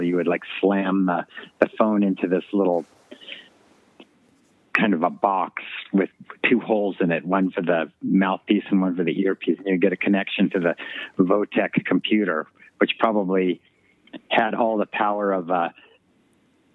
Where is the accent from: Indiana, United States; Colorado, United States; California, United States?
Colorado, United States; Boulder; also born or lived in Golden, Colorado; I grew up in Colorado, in Golden, Colorado, and Boulder, Colorado